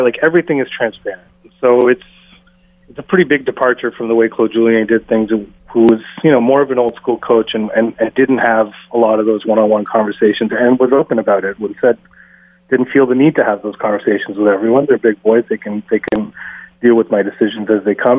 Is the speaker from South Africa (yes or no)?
no; India; I'm Indian